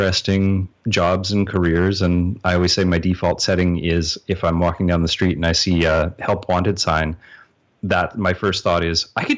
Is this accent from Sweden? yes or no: no; Canada; accent: Canadian; because I'm Canadian